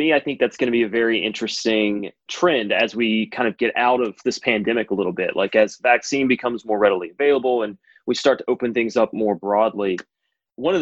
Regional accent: North Carolina, United States; I grew up in North Carolina

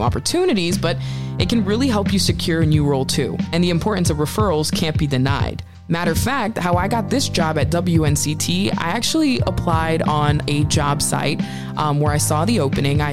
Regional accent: Northeast, United States; We grew up from in the Northeast

